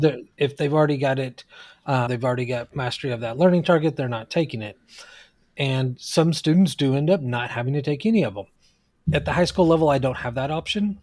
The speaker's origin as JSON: {"language": "English", "region": "Oklahoma", "country": "United States", "moved": "yes", "lives_now": "California, United States", "said": "even though I live here in California, I'm originally from Oklahoma, and so is my wife."}